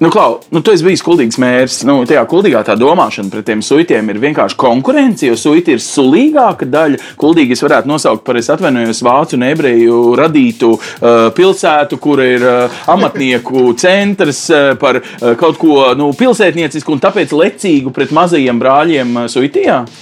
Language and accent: Latvian; Riga, Latvia; es kā rīdzinieks